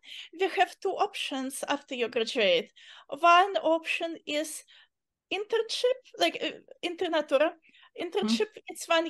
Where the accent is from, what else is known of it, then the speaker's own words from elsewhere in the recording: Uzbekistan; English is a second language; moved away as an adult; now in California, United States; situation in my country became not very safe and we had no choice. So we immigrated